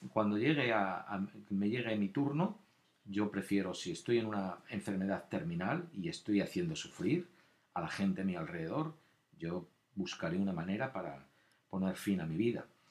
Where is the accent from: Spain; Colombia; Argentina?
Spain; moved away; yo también nacido allí, también tengo, somos españoles